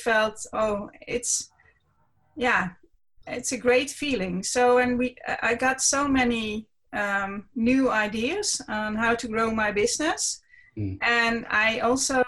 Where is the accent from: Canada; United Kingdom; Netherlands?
Netherlands; English is a second language; I'm from the Netherlands. I live in a city near Amsterdam. The city is called Almere.